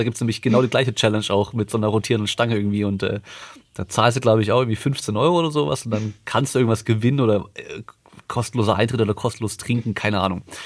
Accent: Freiburg im Breisgau, Baden-Württemberg, Germany; moved away; ich komme ursprünglich aus Freiburg, da konnte ich einfach mit dem Bus schnell äh, auf den Berghof fahren, auf den Schaunsel oder auf den Feldberg

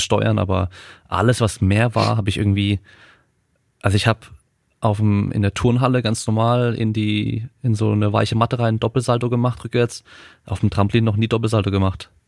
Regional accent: Freiburg, Baden-Württemberg, Germany; moved away; ich komme ursprünglich aus Freiburg

